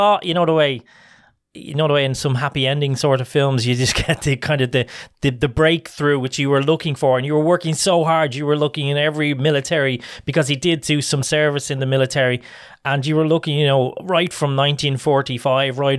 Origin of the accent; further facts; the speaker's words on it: Ireland; I'm an Irish, I have an Irish family